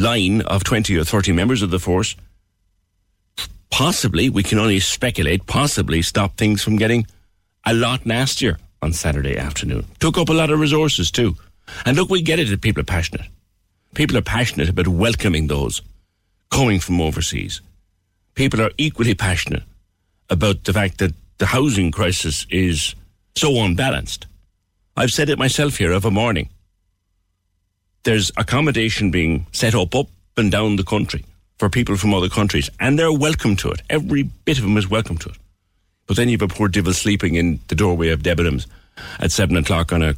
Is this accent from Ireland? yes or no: yes; Cork, Munster, Ireland; as an Irishman, as a proud Corkman